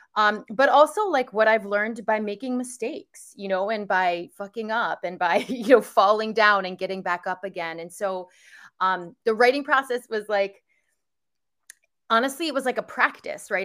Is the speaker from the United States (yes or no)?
yes; outside of New York, United States; moved away as an adult; now in California, United States; I grew up outside of New York